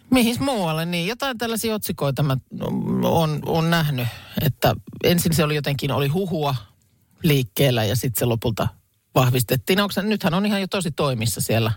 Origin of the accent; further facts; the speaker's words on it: Lahti, Päijät-Häme, Finland; olen Lahesta kotosin